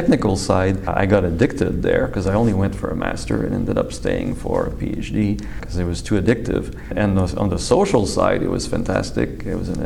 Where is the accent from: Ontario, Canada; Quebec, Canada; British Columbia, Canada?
Quebec, Canada; Quebec City; moved away as an adult; also born or lived in California; now in Buffalo, United States; I'm from Quebec City.